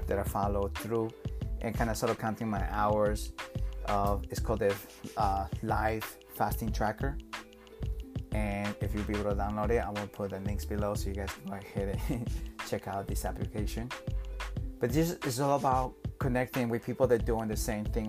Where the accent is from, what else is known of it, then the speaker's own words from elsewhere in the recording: Peru; I'm from South America, Peru